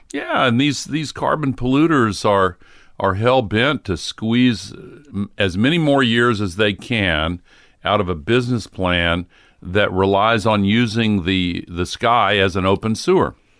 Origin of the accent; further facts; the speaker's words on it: the South, United States; also born or lived in Tennessee; when I grew up in the South